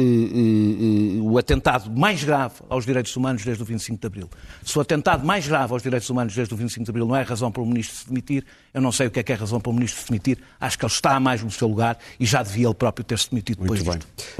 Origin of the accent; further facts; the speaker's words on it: Portugal; enquanto português